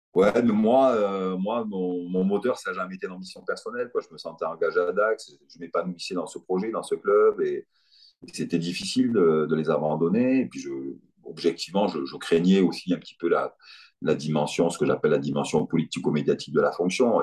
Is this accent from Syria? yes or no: no; Perpignan, Occitania, France; born or raised there; moved away as an adult; also born or lived in Dakar, Senegal